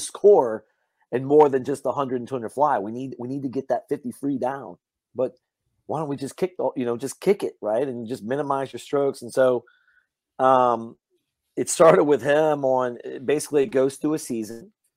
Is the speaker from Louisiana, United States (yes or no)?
yes; Louisiana, United States; moved away; I grew up hunting in Louisiana